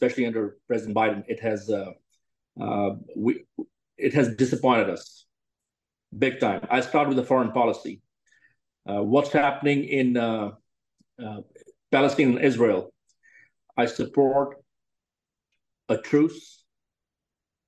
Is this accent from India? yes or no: yes; India; moved away as an adult; now in Texas, United States; born and raised in India